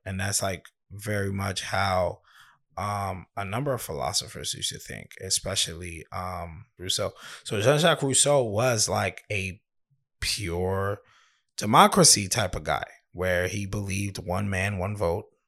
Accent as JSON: {"language": "English", "country": "United States", "said": "we're American"}